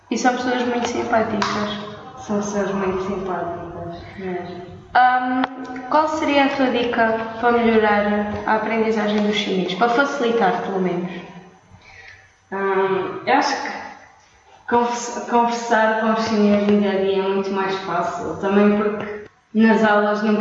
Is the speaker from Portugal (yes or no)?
yes; Matosinhos, Norte, Portugal; moved away as an adult; now in Beijing, China; sou do Porto de Matosinhos Estou aqui em Pequim há nove meses a estudar chinês